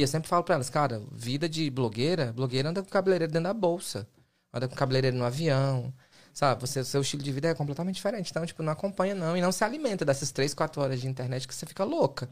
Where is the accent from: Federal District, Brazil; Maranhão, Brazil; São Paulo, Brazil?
Maranhão, Brazil; Fortaleza, Ceará /; moved away as an adult; also born or lived in Massachusetts; now in United States; minha mãe era professora, meu pai era caminhoneiro, lá em Fortaleza, e fui criado no Maranhão